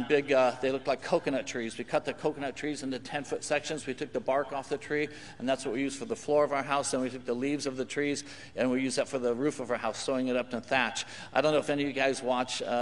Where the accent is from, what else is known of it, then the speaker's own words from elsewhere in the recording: California, United States; also born or lived in Papua New Guinea; I'm from California